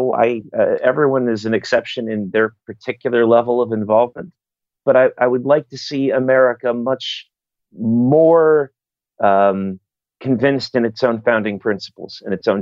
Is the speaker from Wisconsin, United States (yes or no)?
no; New York City, New York, United States; moved away as an adult; now in Chicago, United States; I grew up in New York City. I came to Chicago